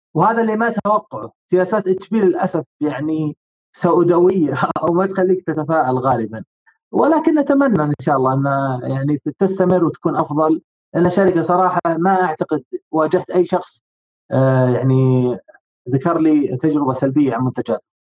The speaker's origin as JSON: {"language": "Arabic", "country": "Saudi Arabia", "said": "عندنا بالسعوديه هنا"}